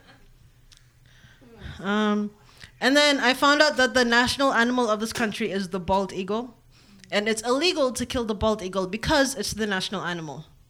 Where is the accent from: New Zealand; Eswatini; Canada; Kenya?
Kenya; also born or lived in Eritrea / Columbus, Ohio / Reynoldsburg, Ohio; now in United States; I'm from Eritrea. I was born and raised in Kenya, and now I live in America.